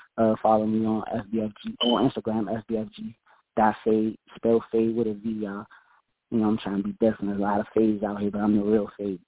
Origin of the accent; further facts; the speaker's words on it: Washington, District of Columbia, United States; I'm from Washington, D.C.